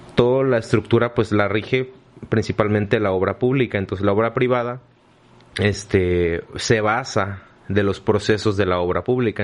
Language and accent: Spanish; Mexico; nosotros como mexicanos